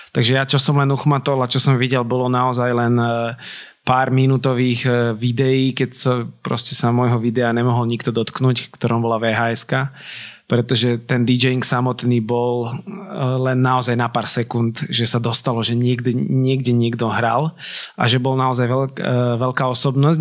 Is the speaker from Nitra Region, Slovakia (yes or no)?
yes; Nitra, Nitra Region, Slovakia; som z Nitry, tak ja som si nevedel rakúske rádia až tak naladiť